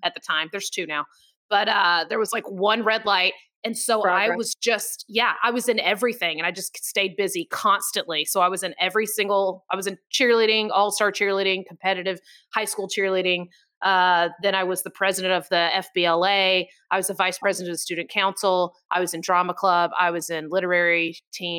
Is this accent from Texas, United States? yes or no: no; Georgia, United States; also born or lived in Warner Robins, Georgia; I moved from North Georgia. So, I had moved all around Georgia, though, but not around other states. But started in Warner Robins